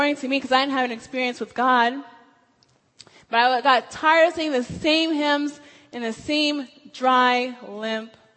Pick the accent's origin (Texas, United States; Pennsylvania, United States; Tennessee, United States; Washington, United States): Washington, United States; moved away as an adult; I'm from Washington State